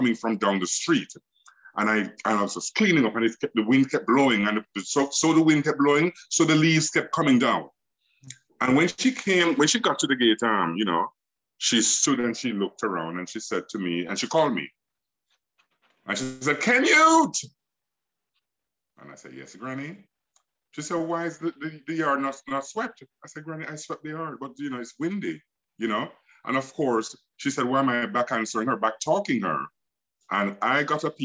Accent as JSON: {"language": "English", "region": "Kingston", "country": "Jamaica", "tie": "born or raised there", "said": "growing up in Olympic Gardens and Waterhouse"}